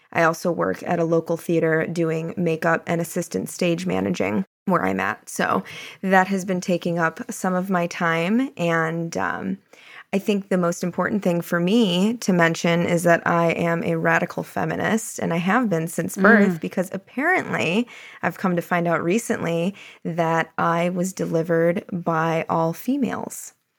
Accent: Florida, United States; I am born and raised in Florida, but my whole family is from Illinois.

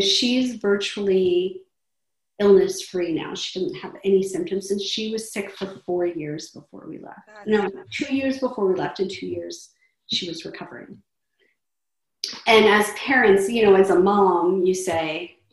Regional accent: United States; also born or lived in southern Pakistan; I didn't feel like I was American sort of accidentally or by virtue of where I happened to have been born

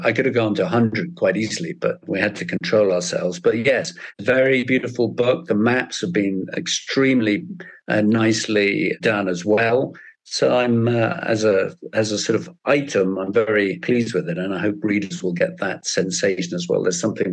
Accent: United Kingdom; I'm British as well

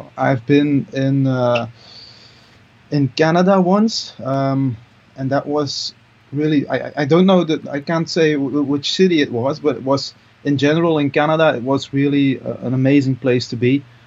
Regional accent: Mol, Flanders, Belgium; English is a second language; I'm from uh, from Mol. That's uh, a little town um, in Antwerp

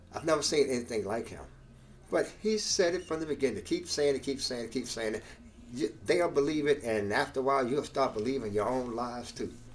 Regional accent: United States; as African American people

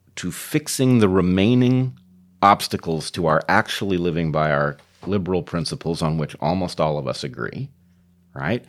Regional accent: United States; I am an American tied back to George Washington

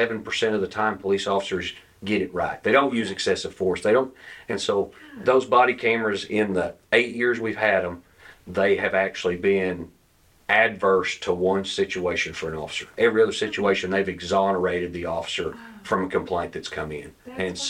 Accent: Tahlequah, Oklahoma, United States; Born and raised in Tahlequah, Oklahoma

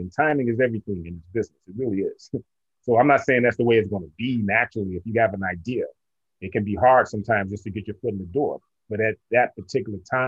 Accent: Milwaukee, Wisconsin, United States; I'm actually from Milwaukee, Wisconsin

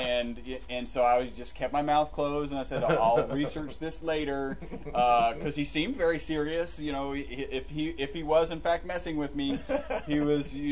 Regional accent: United States; we are American.

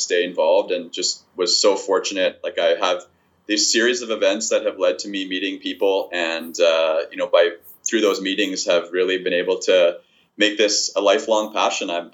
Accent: Winnipeg, Manitoba, Canada; I've born and raised in Winnipeg. I've lived here my whole life

